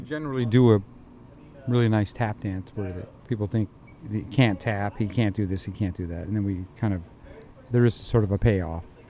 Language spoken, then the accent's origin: English; Indiana, United States; moved away; I'm from Indiana